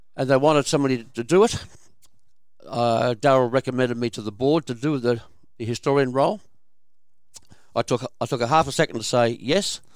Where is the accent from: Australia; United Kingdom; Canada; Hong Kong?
Australia; Kingsford, New South Wales; my father's family, lived at four hundred and fifty-five Anzac Parade, Kingsford